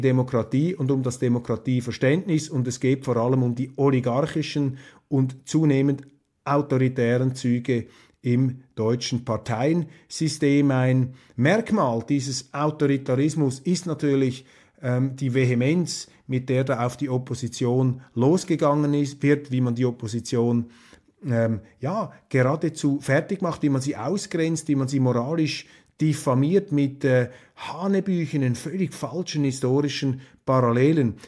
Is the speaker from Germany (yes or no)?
no; Switzerland; als Schweizer